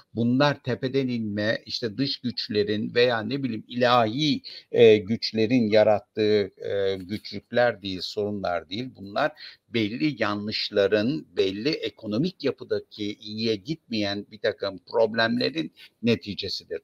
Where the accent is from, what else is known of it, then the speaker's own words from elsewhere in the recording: Ordu, Turkey; moved away; Ben Karadeniz bölgesindeydim. Ordulu olduğum için oraya gittim